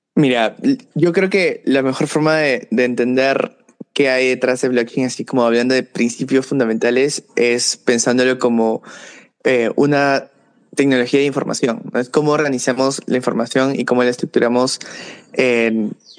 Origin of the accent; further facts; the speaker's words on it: Peru; trabajaba con startups aquí en Perú, de donde soy